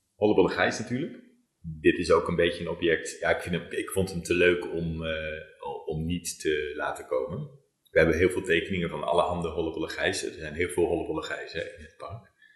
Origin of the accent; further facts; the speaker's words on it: Zwolle, Overijssel, Netherlands; moved away; also born or lived in Groningen; Ik kom helemaal niet uit Brabant. Ik oh. kom uit Zwolle en ik heb in Groningen gestudeerd.